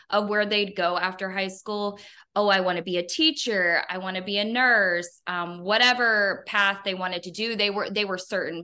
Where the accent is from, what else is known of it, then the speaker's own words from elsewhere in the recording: Northern Kentucky, United States; I'm from Kentucky. I grew up in a smaller city in Northern Kentucky.